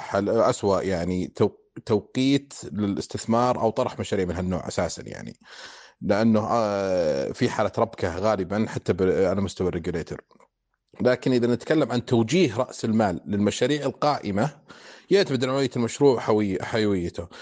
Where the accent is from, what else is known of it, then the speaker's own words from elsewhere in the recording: Saudi Arabia; عندنا في السعودية